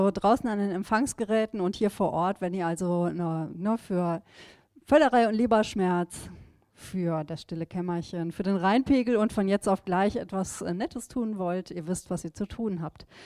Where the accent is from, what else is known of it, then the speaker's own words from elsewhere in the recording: Düsseldorf, North Rhine-Westphalia, Germany; Wir sagen schon, wir sind aus Düsseldorf und da kennen wir uns halt